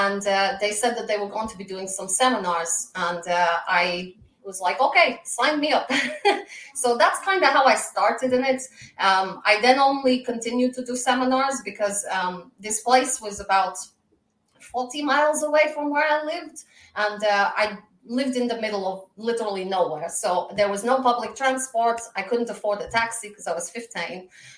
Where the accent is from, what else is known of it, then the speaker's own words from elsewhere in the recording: Moscow, Russia; also born or lived in Glasgow, Scotland; I was born in Glasgow, Scotland, but raised in Moscow, Russia. I bring to the ring a Glaswegian attitude with a Russian flair.